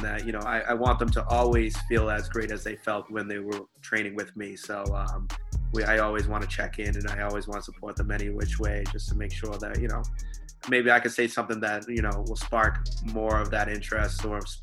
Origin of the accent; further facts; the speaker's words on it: Stoughton, Massachusetts, United States; now in Bridgewater, United States; I grew up in Stowe, Massachusetts.